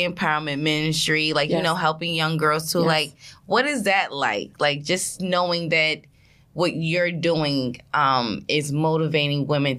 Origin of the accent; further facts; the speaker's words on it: New York City, New York, United States; I'm born and raised in Edgemere.